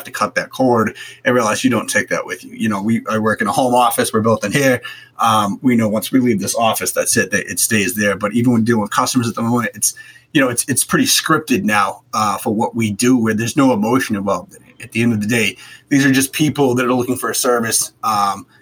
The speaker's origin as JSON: {"language": "English", "town": "Boston", "region": "Massachusetts", "country": "United States", "tie": "born or raised there", "said": "I grew up in Boston"}